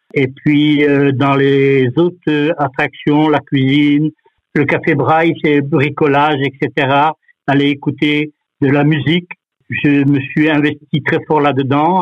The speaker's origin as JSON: {"language": "French", "country": "France", "moved": "yes", "lives_now": "Anderlecht, Belgium", "said": "chez nous en France"}